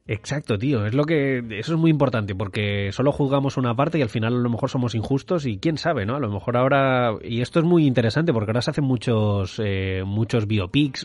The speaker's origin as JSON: {"language": "Spanish", "town": "Madrid", "region": "Community of Madrid", "country": "Spain", "moved": "as an adult", "lives_now": "Mallorca, Spain", "said": "yo soy madrileño, ahora mismo eh, viviendo en Mallorca"}